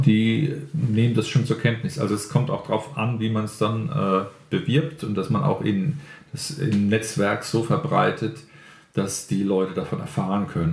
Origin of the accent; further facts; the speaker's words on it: Mannheim, Baden-Württemberg, Germany; ich bin in Mannheim groß geworden